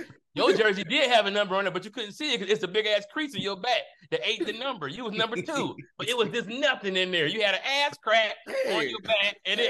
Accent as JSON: {"language": "English", "town": "Detroit", "region": "Michigan", "country": "United States", "tie": "born or raised there", "said": "I'm from Detroit"}